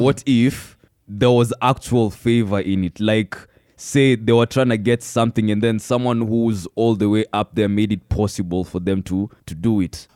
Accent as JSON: {"language": "English", "town": "Meru", "region": "Meru County", "country": "Kenya", "tie": "born or raised there", "said": "I was born and raised in Meru"}